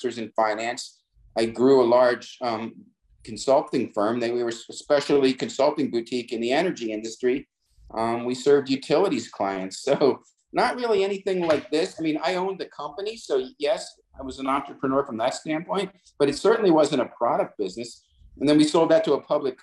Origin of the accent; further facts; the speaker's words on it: New Jersey, United States; I'm from from New Jersey